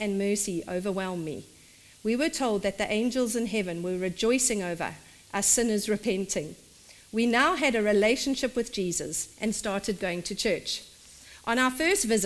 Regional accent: South Africa; In South Africa, we call it a dog collar

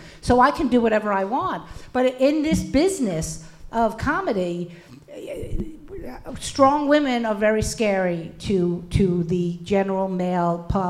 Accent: New York City, New York, United States; moved away as an adult; also born or lived in Las Vegas; because I grew up in Brooklyn, I mean, when I lived in Vegas and would come back and fly back to New York to visit family

